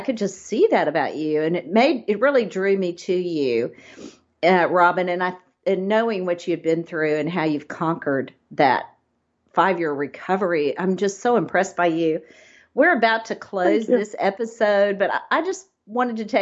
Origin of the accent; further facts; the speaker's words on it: Texas, United States; I'm a Texan